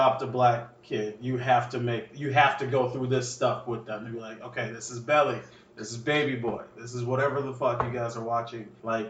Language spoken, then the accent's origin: English; Minnesota, United States; I'm from Minnesota.